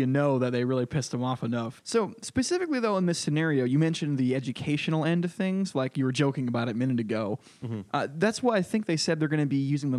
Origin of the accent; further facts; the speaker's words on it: Connecticut, United States; moved away; I'm from Connecticut, actually, which is the most hardcore tax and spend blue state in the country.